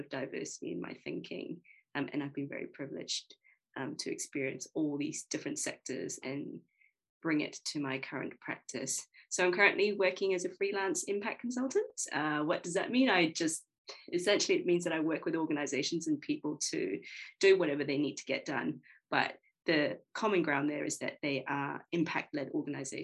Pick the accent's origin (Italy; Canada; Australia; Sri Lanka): Australia; moved away as an adult; also born or lived in United Kingdom; now in New Zealand; So I grew up in Australia. I then moved around the world. I lived in the UK and I moved to Aotearoa 3 years ago.